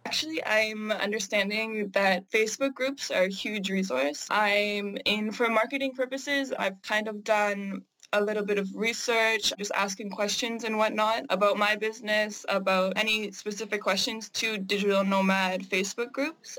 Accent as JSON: {"language": "English", "country": "Canada", "said": "I am Canadian"}